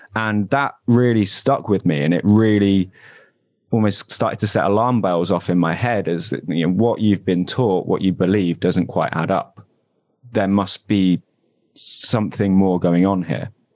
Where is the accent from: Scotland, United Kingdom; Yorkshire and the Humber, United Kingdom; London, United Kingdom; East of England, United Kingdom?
London, United Kingdom; moved away as an adult; now in Manchester, United Kingdom; I'm originally from Southeast London, though. Uh, moved up here about four years ago.